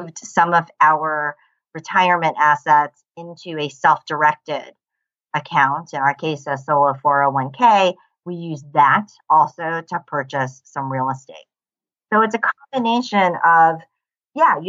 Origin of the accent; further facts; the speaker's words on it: United States; I come from the United States.